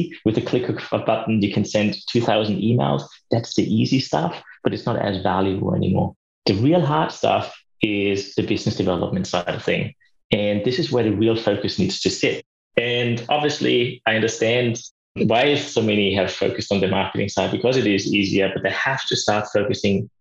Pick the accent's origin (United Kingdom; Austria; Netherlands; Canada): Austria; now in Australia; As you probably know from my accent as well, and the listeners might see that I'm from Austria originally. I live in Australia